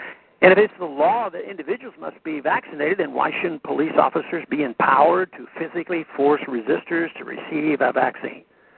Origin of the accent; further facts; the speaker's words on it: Texas, United States; An example of how vaccine mandates may have led politics to override sound science is from my home state of Texas.